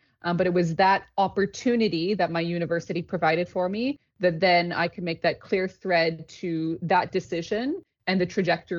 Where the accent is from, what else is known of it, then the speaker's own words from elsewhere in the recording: Thunder Bay, Ontario, Canada; moved away as an adult; also born or lived in Toronto, Canada; now in Paris, France; Born and raised in Canada.